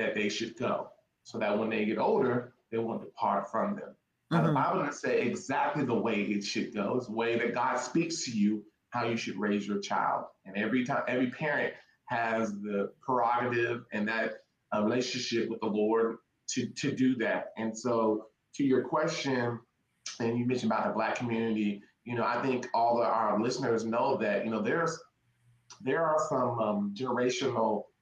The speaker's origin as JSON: {"language": "English", "town": "Tacoma", "region": "Washington", "country": "United States", "moved": "as an adult", "lives_now": "Texas, United States", "said": "I'm originally from Tacoma, Washington, shout out Washington State, and moved here to go to school to run track at Texas State University."}